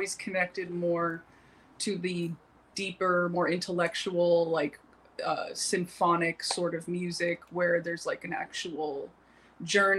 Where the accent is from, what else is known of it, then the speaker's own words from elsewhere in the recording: Westchester County, New York, United States; moved away as an adult; also born or lived in New Jersey; now in Los Angeles, United States; I grew up in the Westchester County area of New York.